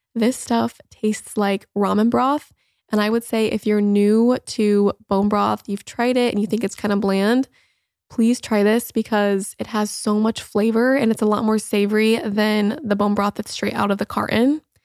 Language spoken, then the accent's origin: English; Indiana, United States; moved away as an adult; also born or lived in Los Angeles; now in Florida, United States; I grew up in Indiana and have spent most of my life there, aside from the few years that I lived in L